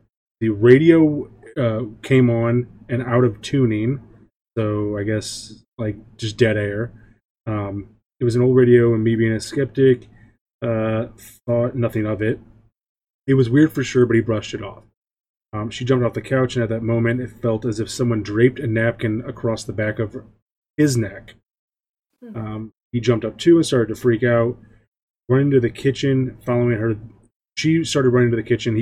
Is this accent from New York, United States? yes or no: no; St. Louis, Missouri, United States; I'm from St. Louis, Missouri